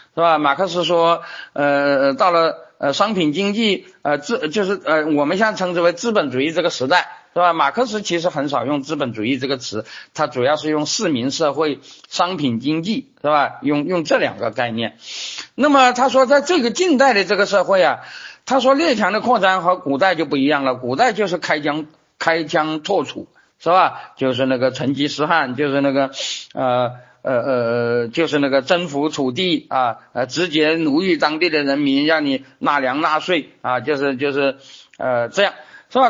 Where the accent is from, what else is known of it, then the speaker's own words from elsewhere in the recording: China; 我们中国人